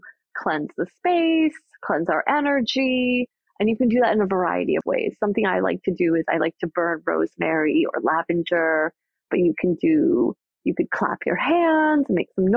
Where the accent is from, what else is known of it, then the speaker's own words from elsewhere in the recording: New York, United States; I am a New Yorker